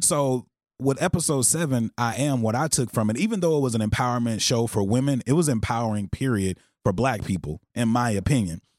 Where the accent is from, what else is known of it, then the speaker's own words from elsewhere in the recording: Texarkana, Texas, United States; I'm from Texarkana, Texas.